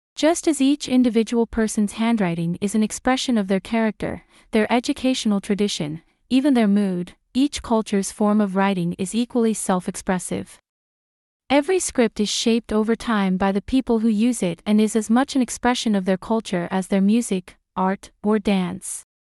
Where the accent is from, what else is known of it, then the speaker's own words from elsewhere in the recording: United Kingdom; as a Brit